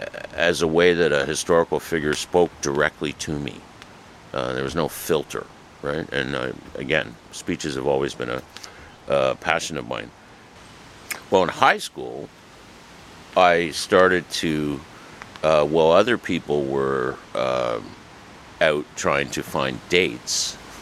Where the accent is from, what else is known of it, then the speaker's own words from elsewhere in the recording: Toronto, Ontario, Canada; I went to Cedarbrae Library in my hometown.